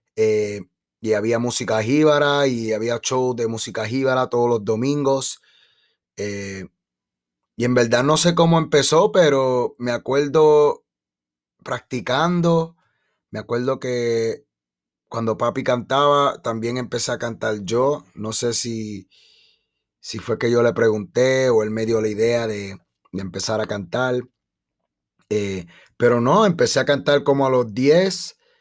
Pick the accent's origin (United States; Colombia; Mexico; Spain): United States; Chicago, Illinois; also born or lived in Puerto Rico; de mi niñez ah, aquí en Chicago